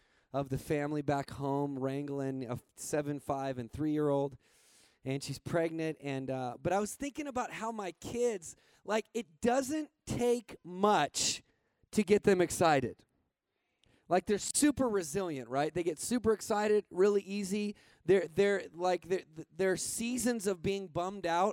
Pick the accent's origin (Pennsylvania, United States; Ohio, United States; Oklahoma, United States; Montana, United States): Montana, United States; moved away; I grew up in Montana, so that kind of makes me like half Canadian